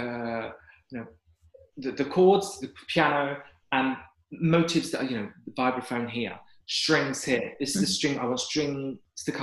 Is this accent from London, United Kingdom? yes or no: yes; London, United Kingdom; as a Londoner